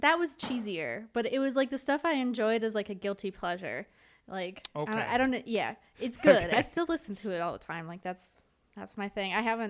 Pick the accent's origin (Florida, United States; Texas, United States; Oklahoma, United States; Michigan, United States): Michigan, United States; I grew up in Michigan. So I was born and raised around the automotive industry.